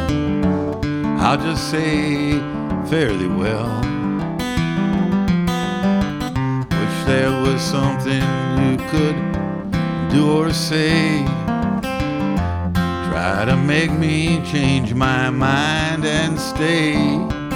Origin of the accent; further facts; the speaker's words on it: Chicago, Illinois, United States; I grew up in the south side of Chicago, originally in a neighborhood called Chatham. Then we moved to South Shore.